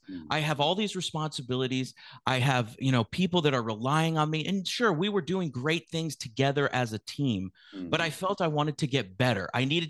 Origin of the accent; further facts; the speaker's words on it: San Francisco, California, United States; also born or lived in West Coast, United States; I was born in the San Francisco Bay Area, San Francisco specifically, yeah. And I grew up on the West Coast of the United States.